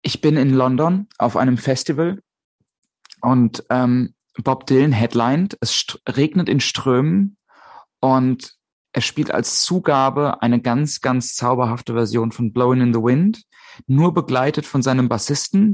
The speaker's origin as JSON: {"language": "German", "area": "a small village near Limburg an der Lahn", "region": "Hesse", "country": "Germany", "tie": "born or raised there", "moved": "yes", "lives_now": "Hamburg, Germany", "said": "in der Nähe von, auf äh, einem kleinen Dorf, in der Nähe von Limburg an der Lahn"}